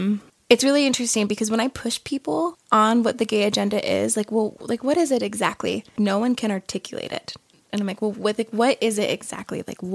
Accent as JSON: {"language": "English", "region": "New Jersey", "country": "United States", "said": "I'm from New Jersey."}